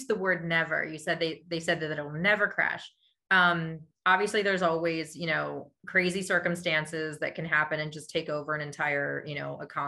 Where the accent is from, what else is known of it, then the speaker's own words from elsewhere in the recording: Lititz, Pennsylvania, United States; now in Lancaster, United States; I grew up in Lititz, Pennsylvania